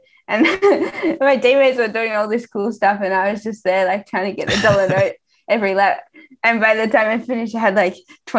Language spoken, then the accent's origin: English; Melbourne, Victoria, Australia; now in Girona, Spain; I'm from Melbourne.